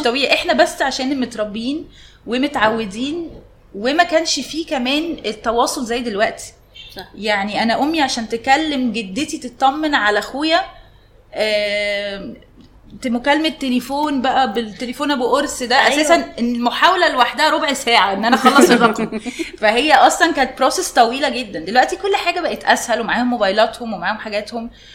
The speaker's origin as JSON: {"language": "Arabic", "country": "Egypt", "said": "عندنا في مصر"}